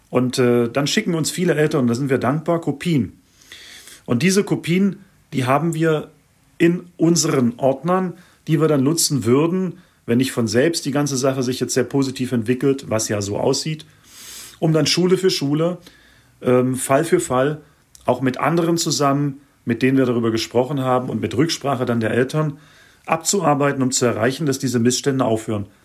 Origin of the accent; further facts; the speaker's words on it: Germany; now in Switzerland; habe hm, schon über 20 Jahre jetzt in der Schweiz gelebt, stamme ursprünglich aus Deutschland, bin Schweizer Staatsbürger.